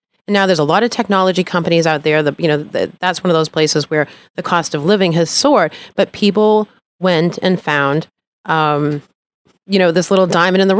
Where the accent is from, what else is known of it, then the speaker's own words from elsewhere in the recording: Marblehead, Massachusetts, United States; now in Florida, United States; I'm from Boston, Massachusetts, and I actually grew up in a town called Marblehead.